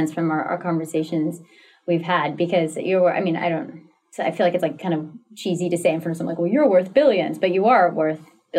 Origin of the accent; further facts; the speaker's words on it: the South, United States; I grew up in the South